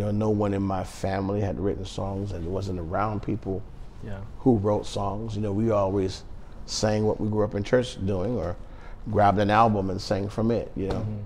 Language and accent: English; Phoenix, Arizona, United States; I grew up in Phoenix, Arizona, born and raised.